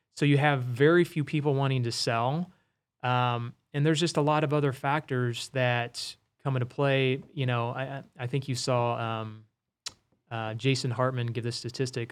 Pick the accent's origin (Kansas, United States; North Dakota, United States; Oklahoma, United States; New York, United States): Kansas, United States; Wichita; my hometown of Wichita